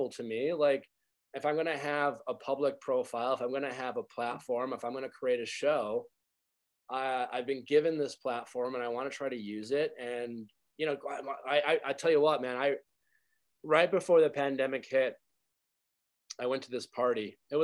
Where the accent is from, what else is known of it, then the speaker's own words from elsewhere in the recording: Midwest, United States; I grew up in the Midwest